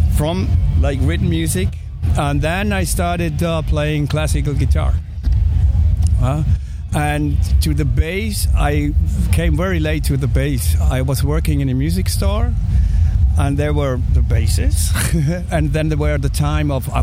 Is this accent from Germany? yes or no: yes; Germany; moved away as an adult; also born or lived in Hamburg, Germany; now in Mexico; I'm from Germany, but I live now since 4 years. I live in Mexico.